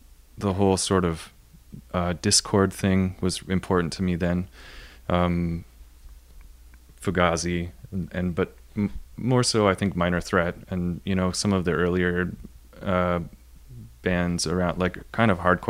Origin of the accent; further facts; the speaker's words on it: Wainfleet, Ontario, Canada; A little town in the Niagara region. Okay. Wainfleet, Ontario